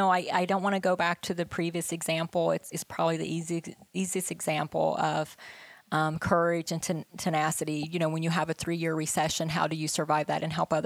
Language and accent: English; West Virginia, United States; But I grew up in West Virginia, there was nobody around us. We grew our own food and we canned our vegetables and we had farms